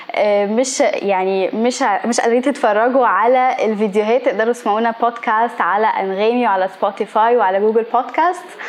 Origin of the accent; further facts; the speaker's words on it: Egypt; احنا كمصريين